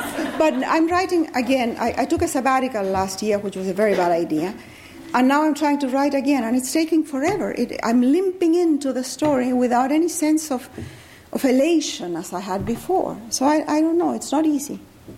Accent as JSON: {"language": "English", "country": "Chile", "tie": "born or raised there", "also_born_or_lived": "Peru / Venezuela", "said": "Well, being in America or being Chilean, I have been a foreigner all my life. I was born in Peru of diplomatic parents. Then my father left. We moved to Chile."}